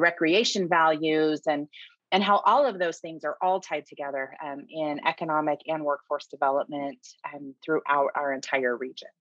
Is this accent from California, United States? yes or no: yes; Shasta County, California, United States; I'm born and raised in Shasta County